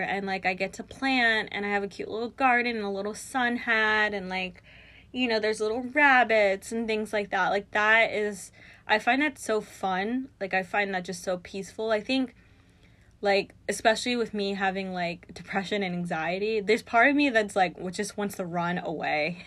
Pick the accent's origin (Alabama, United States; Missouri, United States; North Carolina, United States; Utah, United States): North Carolina, United States; moved away as an adult; also born or lived in Brooklyn, New York; now in New York City, United States; we moved to North Carolina, and that's where I went to pretty much, like, all of my schooling